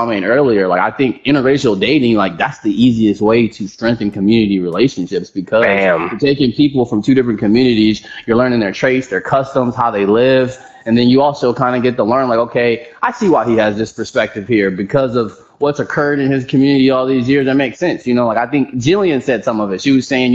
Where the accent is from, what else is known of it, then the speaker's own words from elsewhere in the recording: Houston, Texas, United States; I'm from Texas